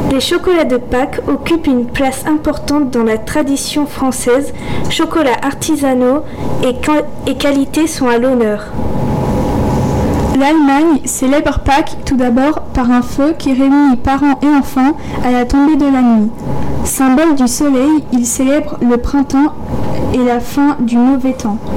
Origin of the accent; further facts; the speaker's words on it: Poland; Et comme vous l'aurez peut-être deviné, je suis polonaise.